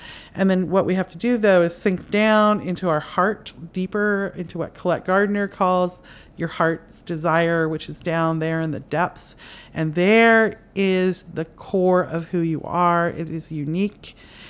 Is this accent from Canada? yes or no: yes; Canada; now in United States; I live in America, and I'm Canadian, and my parents are Irish, and so I was raised in an Irish culture in Canada, and now I moved to America